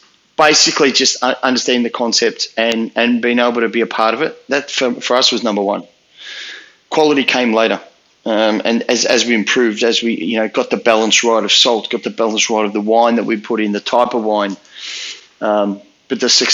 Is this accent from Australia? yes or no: yes; Melbourne, Victoria, Australia; I grew up in the western suburbs of Melbourne.